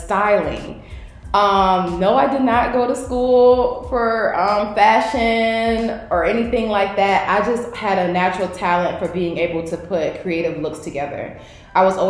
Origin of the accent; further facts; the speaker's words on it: Norfolk, Virginia, United States; also born or lived in Richmond, Virginia; I'm originally from Norfolk